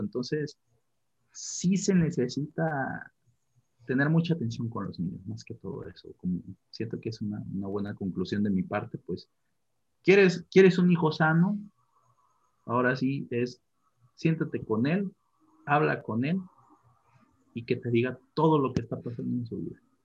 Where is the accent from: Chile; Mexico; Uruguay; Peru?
Mexico; tenemos como como mexicanos